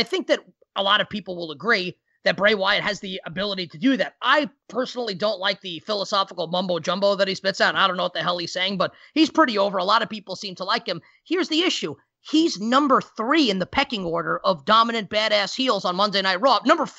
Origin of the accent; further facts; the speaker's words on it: New York City, New York, United States; my hometown, BC, of Queens, New York.